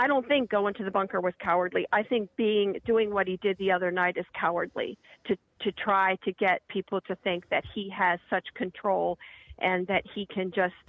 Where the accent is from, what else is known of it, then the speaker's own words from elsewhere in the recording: Kent, Ohio, United States; The other thing is I grew up in Kent, Ohio.